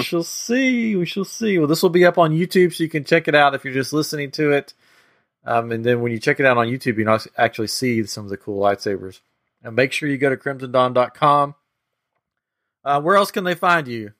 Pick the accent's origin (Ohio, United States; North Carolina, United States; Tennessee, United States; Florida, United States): Tennessee, United States; moved away as an adult; now in Texas, United States; I'm from Tennessee, so I'm a mountain boy